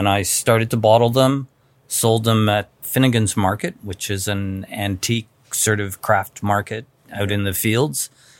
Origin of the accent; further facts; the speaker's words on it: Bahamas; also born or lived in Montreal / Wolfville, Nova Scotia; now in Rigaud, Canada; I grew up in the Bahamas where I played in the jungle was my playground.